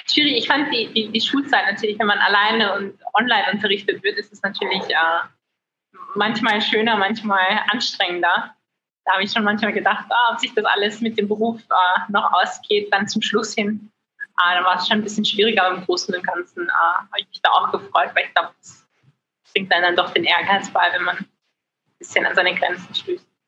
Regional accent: Germany; ich bin in Deutschland aufgewachsen

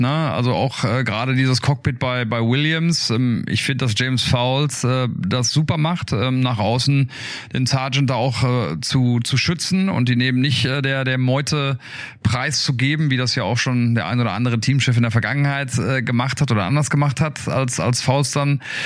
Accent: Ruhr area, North Rhine-Westphalia, Germany; ich komme aus dem Ruhrgebiet

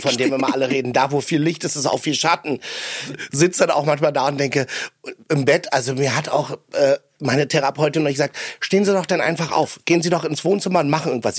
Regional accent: Berlin, Germany; in Berlin auch, weil ich bin am Stadtrand groß geworden

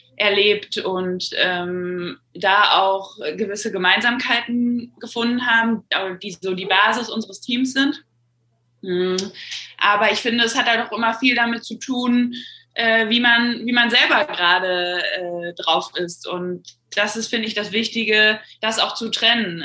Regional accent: North Rhine-Westphalia, Germany; über einen relativ kleinen Verein in meiner Heimatstadt dann in die NRW-Auswahl ähm, gekommen

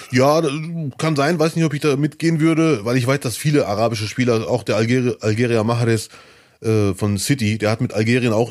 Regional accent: Germany; born there; Ich würde mich auch vor Deutschland freuen, ich bin ja hier geboren.

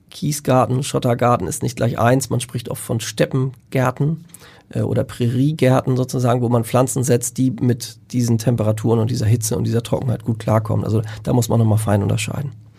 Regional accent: Lüneburg Heath, Lower Saxony, Germany; in der Lüneburger Heide, dort wo ich herkomme

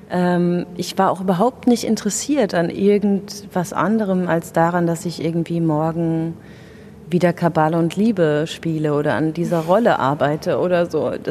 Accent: Rhineland-Palatinate, Germany; Die wohnt nämlich noch in der schönen Pfalz, wo ich herkomme.

